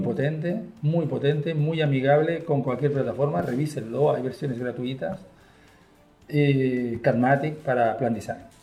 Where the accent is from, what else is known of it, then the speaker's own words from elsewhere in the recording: Spain; accent: Spanish; moved away as an adult; also born or lived in Chile; yo tengo mucho acento español